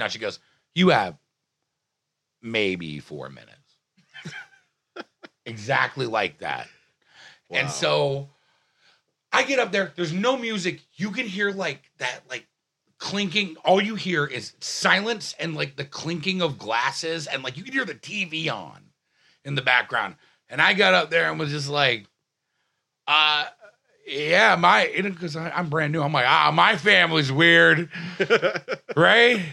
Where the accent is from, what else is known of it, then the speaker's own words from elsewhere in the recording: New York City, New York, United States; I'm from Staten Island